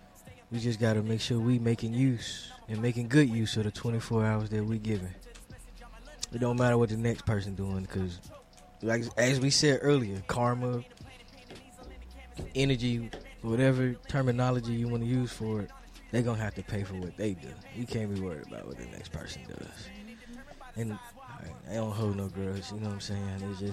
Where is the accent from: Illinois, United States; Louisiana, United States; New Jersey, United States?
Illinois, United States; Chicago; I get straight to the goddamn point. I'm from